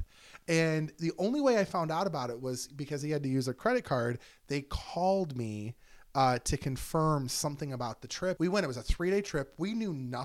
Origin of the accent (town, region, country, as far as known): Michigan, United States; born or raised there